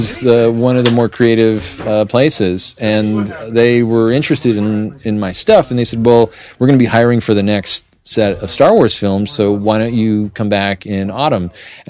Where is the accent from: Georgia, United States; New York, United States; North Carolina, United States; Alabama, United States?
New York, United States; Northern; also born or lived in Pittsburgh; now in Seattle, United States; Northern New York.